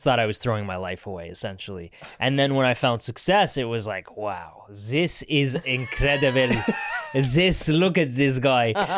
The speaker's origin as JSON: {"language": "English", "country": "Canada", "tie": "born or raised there", "moved": "yes", "said": "growing up in Canada, I didn't feel Canadian enough"}